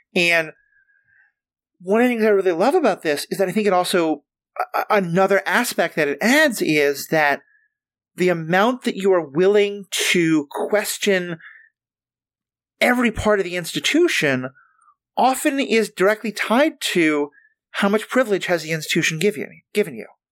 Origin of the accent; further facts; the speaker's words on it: New York City, New York, United States; moved away; I'm from New York City